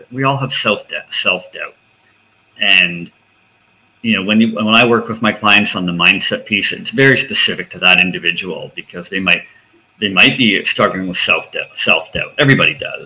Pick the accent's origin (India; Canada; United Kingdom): Canada; outside of Toronto, Ontario; growing up outside of Toronto, just outside of Toronto